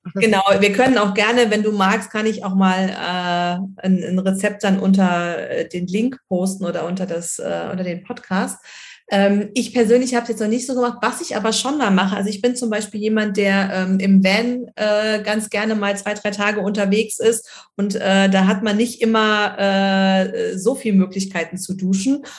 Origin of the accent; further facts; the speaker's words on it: Germany; hier bei uns in Deutschland